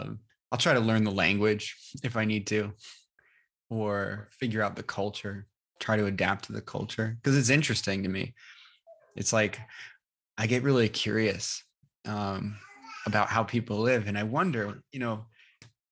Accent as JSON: {"language": "English", "region": "New York", "country": "United States", "accent": "New York", "moved": "yes", "said": "my New York accent comes out"}